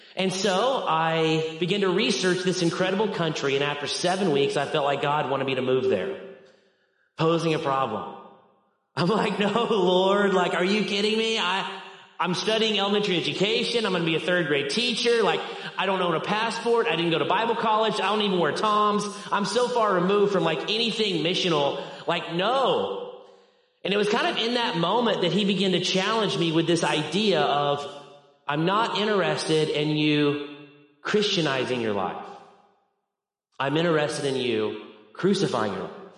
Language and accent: English; Arkansas, United States; I am from Arkansas